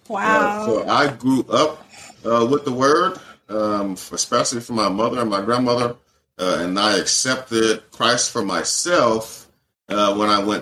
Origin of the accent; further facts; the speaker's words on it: Atlanta, Georgia, United States; I'm Black American, uh, born and raised in Atlanta, Georgia.